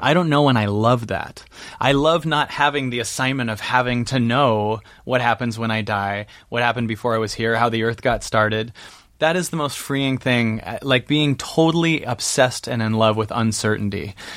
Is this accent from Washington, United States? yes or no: yes; Seattle, Washington, United States; now in Calabasas, United States; I'm from Seattle